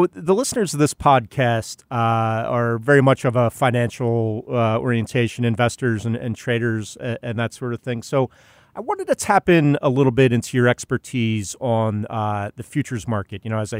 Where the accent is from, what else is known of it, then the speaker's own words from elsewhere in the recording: Pennsylvania, United States; I grew up in Pennsylvania, not on a farm, but near farms.